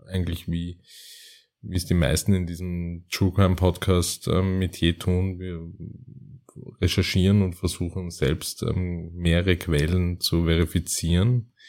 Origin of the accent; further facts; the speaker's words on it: Vienna, Austria; ist, ist, ist gerade für mich als Wiener ähm, ganz, ganz spannendes ähm, Metier